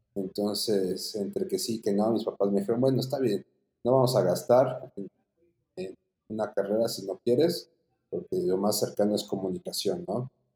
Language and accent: Spanish; Puebla, Mexico; soy de la ciudad de Puebla, nacido en Puebla, Puebla. Pues la verdad, tuve una infancia muy tranquila